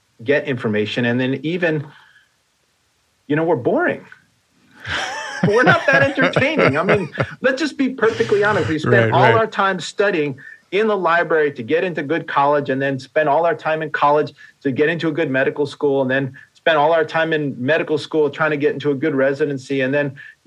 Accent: New York, United States; I grew up in New York and there was a furniture store, Sims

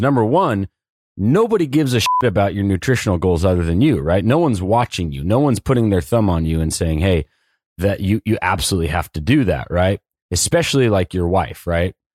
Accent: Southern California, United States; born and raised in Southern California

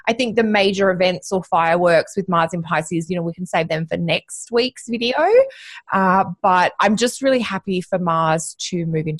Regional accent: Sydney, New South Wales, Australia; we're all Aussie girls by heart, and we grew up in Sydney, or we spent a lot of time together in Sydney.

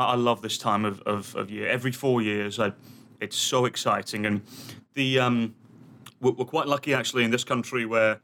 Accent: England, United Kingdom; also born or lived in Kansas City, United States; now in Twin Cities, United States; my home country

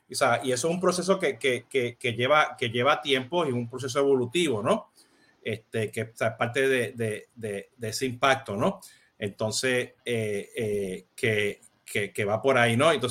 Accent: Puerto Rico; Viste que como buen puertorriqueño ya lo tengo, ya lo tengo.

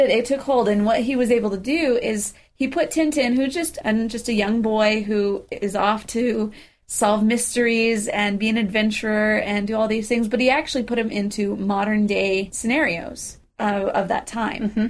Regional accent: United States; we're American.

